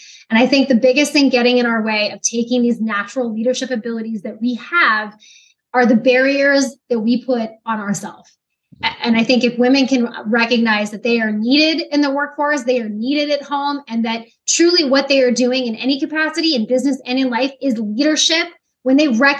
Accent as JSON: {"language": "English", "region": "Pacific Northwest", "country": "United States", "tie": "born or raised there", "lives_now": "Virginia Beach, United States", "said": "So I grew up in the Pacific Northwest. It's absolutely incredible and beautiful out there."}